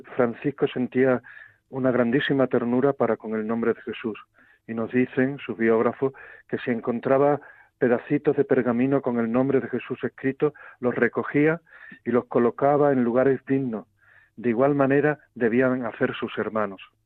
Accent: Guadalupe, Extremadura, Spain; soy de Guadalupe, que es mi mayor honor

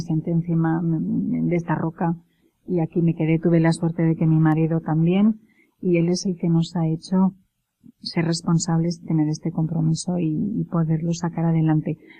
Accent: Castile, Spain; yo, como buena castellana

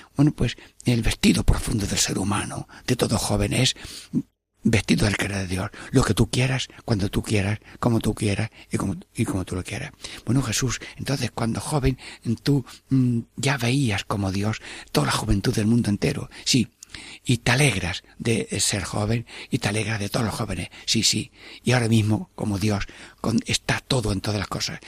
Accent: Albanchez de Mágina, Andalusia, Spain; mi pueblo, Albanchez de Maginajem

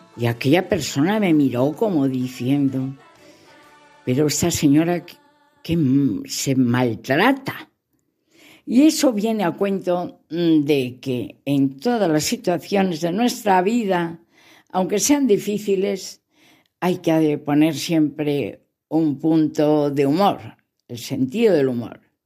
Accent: León, Castile and León, Spain; Así se dice en mi tierra, en León, besines

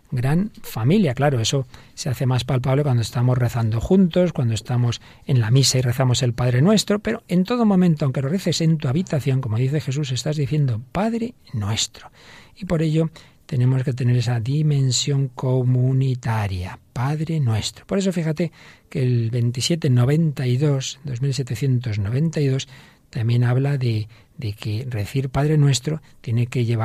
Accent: Siberia, Russia; moved away as an adult; also born or lived in Saint Petersburg / Moscow; now in Madrid, Spain; Con 21 años me mudé de Siberia a San Petersburgo y luego a Moscú, donde conocí a mi marido en una feria de construcción.

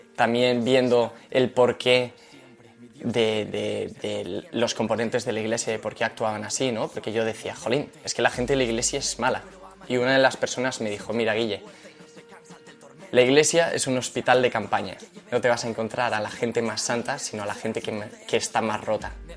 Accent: Madrid, Community of Madrid, Spain; yo nací en Madrid, de una familia cristiana

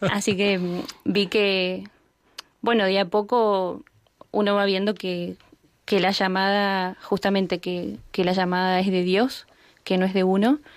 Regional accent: San Luis, Argentina; born there; Eh, bueno, nací en San Luis, en una provincia, como dijo, de Argentina.

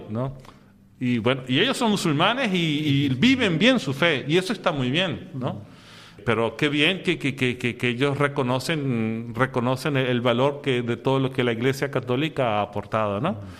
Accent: Venezuela; moved away as an adult; also born or lived in Syria / Egypt; yo soy de Venezuela y desde muy pequeño fui sea al oratorio que a la escuela salesiana

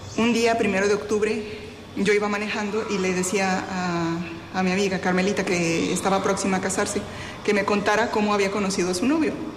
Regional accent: Mexico; now in Havana, Cuba; Soy mexicana y ahora estoy prestando mi servicio como superiora

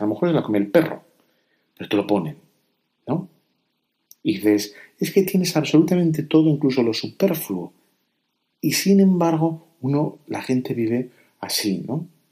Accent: Spain; Yo aquí en España

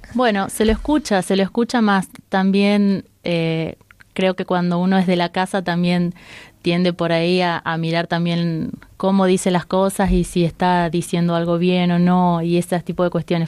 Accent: Rosario, Santa Fe, Argentina; moved away as an adult; also born or lived in Pamplona, Spain; now in Madrid, Spain; estudié ingeniería ambiental en mi ciudad natal

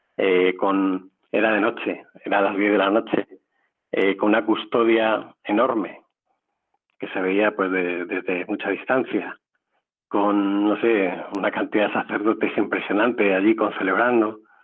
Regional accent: Madrid, Community of Madrid, Spain; Yo soy de Madrid

